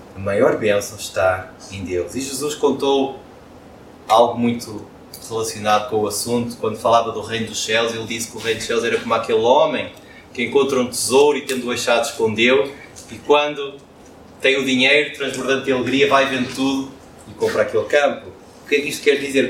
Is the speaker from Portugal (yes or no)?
yes; Porto, Norte, Portugal; como um bom portuense, com orgulho em ser portuense